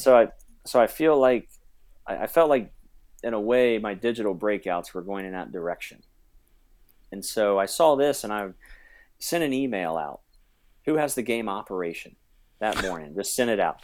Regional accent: New Richmond, Ohio, United States; New Richmond is a small town, um, along the Ohio River, about twenty minutes from Cincinnati. It's where I graduated from. It's where I grew up, and now I'm back there teaching

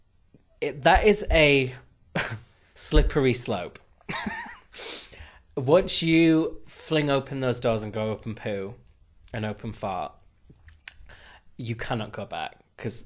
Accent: the north of England, United Kingdom; accent: northern; my northern accent

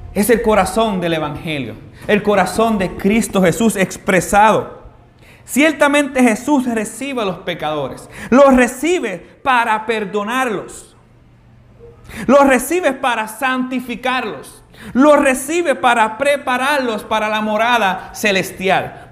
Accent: Carolina, Puerto Rico; nosotros los que nos criamos aquí en Carolina

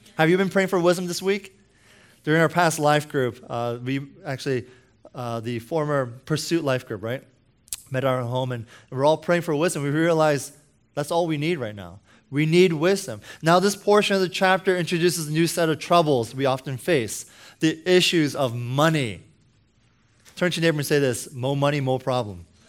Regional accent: United States; I'm American

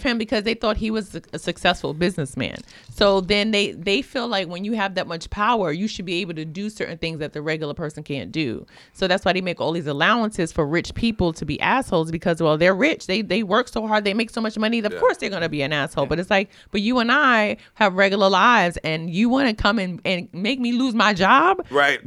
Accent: New York City, New York, United States; I grew up in Williamsburg, so when I was a kid growing up in Orthodox Jewish Williamsburg

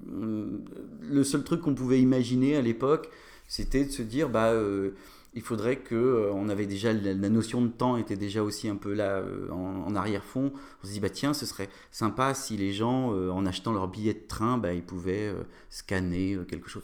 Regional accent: Nantes, Pays de la Loire, France; moved away as an adult; also born or lived in Aix-en-Provence; je suis nantais

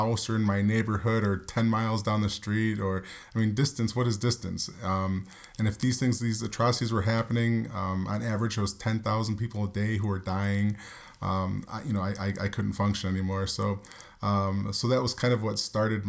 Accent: New York, United States; we grew up in New York

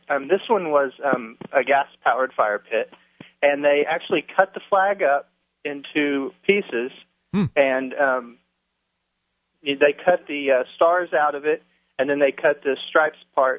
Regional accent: Oklahoma, United States; accent: hick, Oklahoma; I definitely have some Oklahoma coming through.

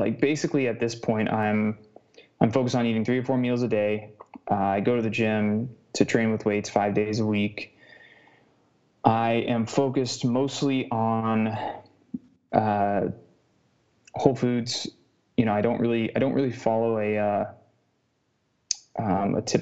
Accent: United States; I'm American

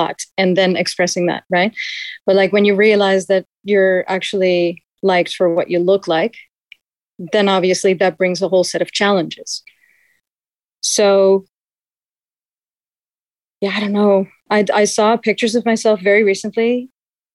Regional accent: Amsterdam, North Holland, Netherlands; now in India; I was born and raised in Amsterdam, the Netherlands

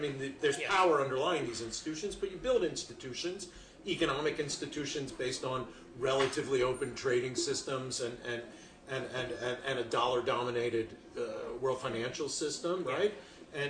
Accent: United States; I'm an American.

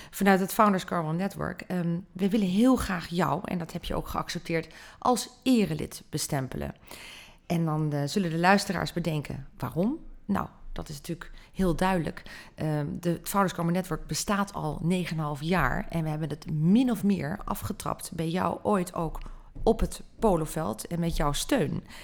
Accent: Netherlands; Dat, daar kunnen wij ons nog steeds, vind ik als Nederlanders, weinig bij voorstellen.

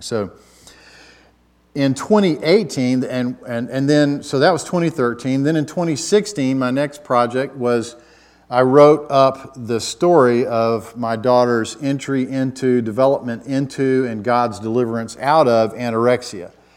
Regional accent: Atlanta, Georgia, United States; now in Virginia, United States; I've lived in Virginia a long time, but I'm originally from Atlanta

